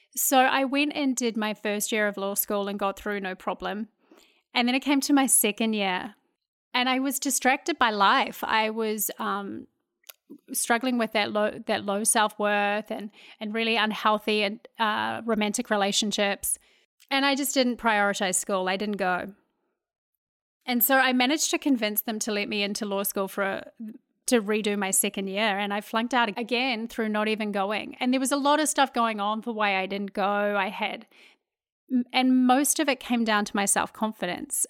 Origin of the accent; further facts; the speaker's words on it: New Zealand; moved away as an adult; now in Houston, United States; I grew up in New Zealand, uh, a wonderful place to grow up